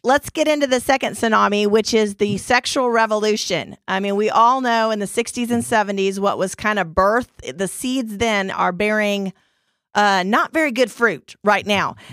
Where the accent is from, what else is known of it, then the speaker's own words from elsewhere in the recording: Dallas, Texas, United States; we're all from the Dallas area.